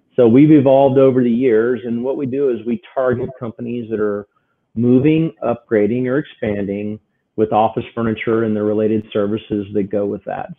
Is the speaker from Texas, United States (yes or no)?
yes; Houston, Texas, United States; I grew up here in Houston, Texas